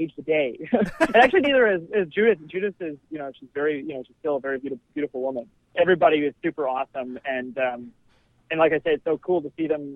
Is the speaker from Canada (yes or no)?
yes; Canada; we're Canadian